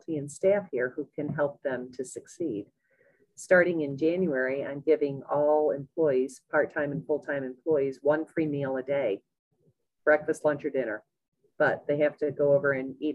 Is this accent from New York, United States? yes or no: yes; Parish, New York, United States; I grew up in Parrish, New York, little tiny town